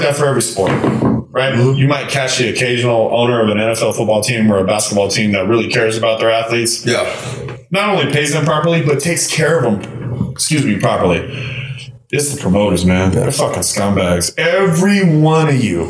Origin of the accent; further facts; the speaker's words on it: LA, Orange County area, Southern California, United States; moved away; also born or lived in Iowa; I'm from Southern California in the LA, Orange County area.